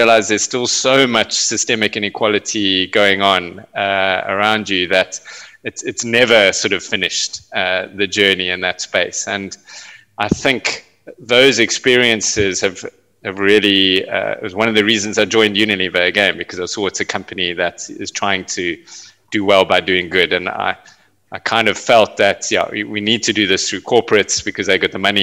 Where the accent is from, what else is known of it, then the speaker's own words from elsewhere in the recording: South Africa; South Africa was in the throes of apartheid when I was growing up